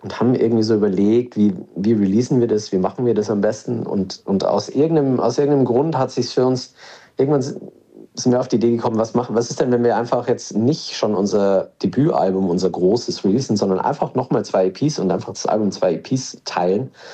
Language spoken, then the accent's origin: German; Regensburg, Bavaria, Germany; Ich bin aus Regensburg, da bin ich, bin ich äh, äh auf, geboren